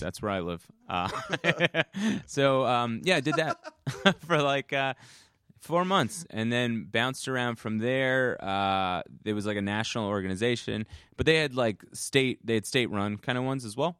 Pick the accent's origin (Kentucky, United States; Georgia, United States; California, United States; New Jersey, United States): New Jersey, United States; Bloomfield; I grew up in, uh, northern New Jersey